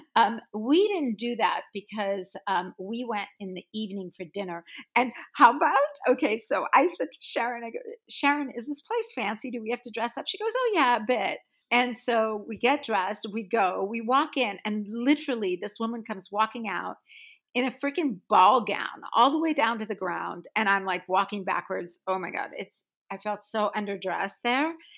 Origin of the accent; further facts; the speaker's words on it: South Africa; moved away; I grew up in South Africa